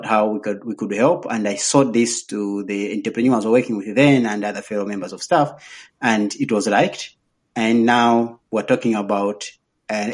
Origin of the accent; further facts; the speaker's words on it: Nkhata Bay, Northern Region, Malawi; now in Lilongwe, Malawi; Actually, I'm coming from Nkata Bay. I was born in Nkata Bay along the lake. So if you want to come and swim, my village is very close to the lake. That's where I come from